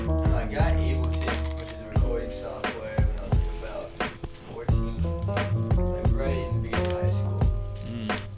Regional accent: San Francisco, California, United States; now in Colorado, United States; I'm from Outer Richmond.

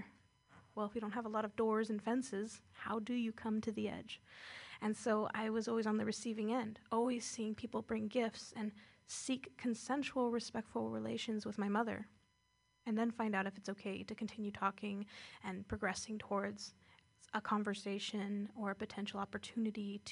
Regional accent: Indian Canyon Nation, California, United States; I come from Indian Canyon Nation

